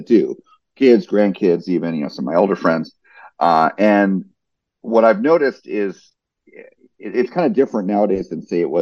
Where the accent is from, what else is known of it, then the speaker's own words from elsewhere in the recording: New Jersey, United States; now in Orlando, United States; I grew up in New Jersey